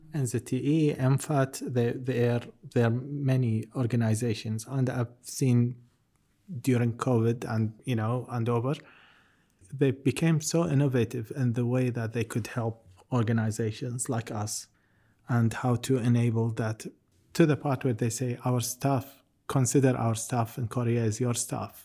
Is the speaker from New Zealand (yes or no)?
yes; New Zealand; as a New Zealander